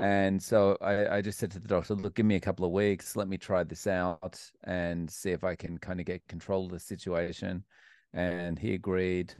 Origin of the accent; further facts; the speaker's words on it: Melbourne, Victoria, Australia; moved away as an adult; also born or lived in Scotland; now in Japan; I grew up in Melbourne, Australia